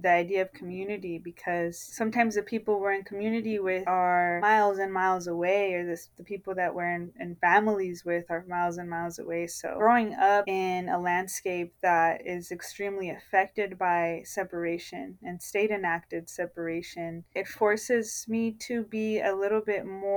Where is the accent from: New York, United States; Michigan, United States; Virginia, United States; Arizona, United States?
Arizona, United States; Nogales; I was born in Nogales, Arizona, which is why I identify as a border-dwelling poet